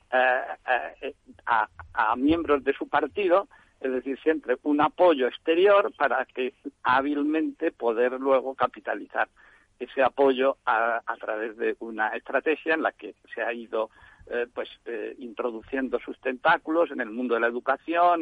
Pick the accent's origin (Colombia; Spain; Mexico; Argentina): Spain; Valencian Community; now in Barcelona, Spain; yo soy valenciano y vine a Barcelona año 72